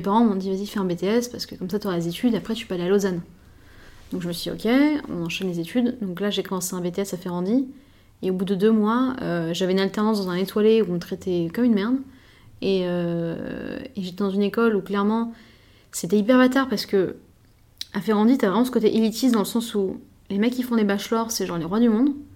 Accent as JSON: {"language": "French", "town": "Paris", "region": "Île-de-France", "country": "France", "said": "je suis parisienne"}